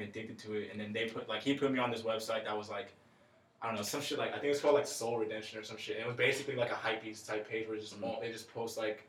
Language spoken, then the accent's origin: English; Corona, California, United States; I'm from Corona, so like, I mean it's what, like our way, like sub, like super like suburbs and stuff